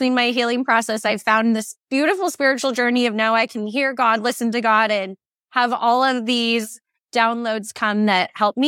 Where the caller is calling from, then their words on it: Phoenix, Arizona, United States; I'm in Phoenix and it's about 115.